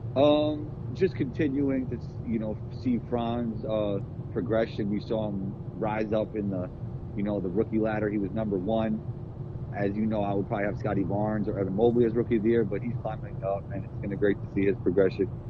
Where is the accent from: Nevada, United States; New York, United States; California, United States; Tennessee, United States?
New York, United States; New York City; the mentality of New York City growing up in it